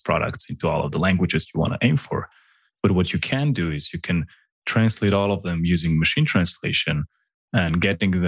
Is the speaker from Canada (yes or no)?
no; Slovenia; English is a second language; I'm from Slovenia.